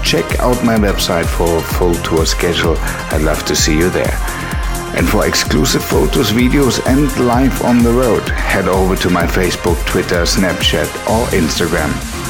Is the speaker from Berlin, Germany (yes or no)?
yes; Berlin, Germany; coming to you direct from my hometown of Berlin.